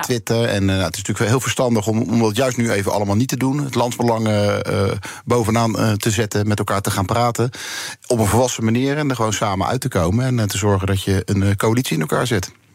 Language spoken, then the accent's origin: Dutch; The Hague, South Holland, Netherlands; ik kom uiteindelijk uit de Scheveningen